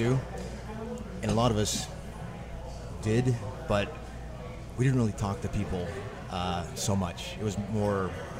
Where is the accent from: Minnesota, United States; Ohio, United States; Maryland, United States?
Ohio, United States; also born or lived in New York City; now in New Orleans, United States; Originally from Ohio.